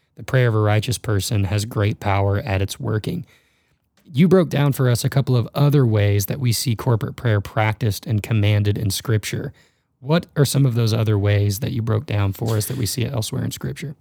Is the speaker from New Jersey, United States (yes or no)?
no; Dallas, Texas, United States; also born or lived in Memphis, Tennessee; now in Northern Colorado, United States; I was born in Memphis, grew up in a big city in Dallas, Fort Worth, and moved to Northern Colorado